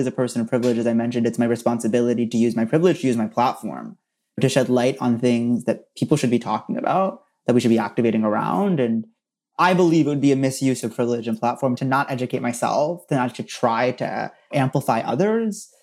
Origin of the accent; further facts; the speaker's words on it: Princeton, New Jersey, United States; I'm from Princeton, New Jersey